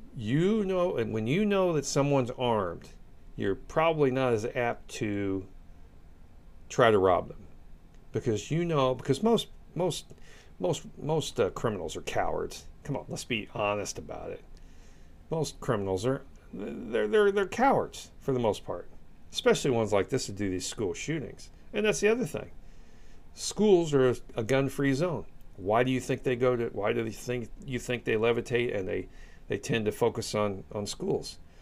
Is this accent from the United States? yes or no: yes; United States; as an American